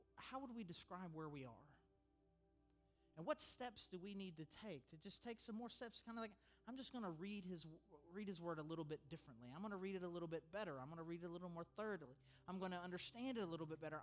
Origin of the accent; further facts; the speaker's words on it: United States; I'm an American